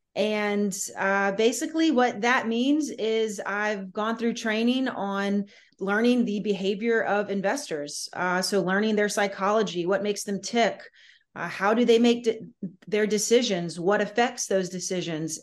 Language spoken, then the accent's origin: English; Southern Louisiana, United States; I'm from Southern Louisiana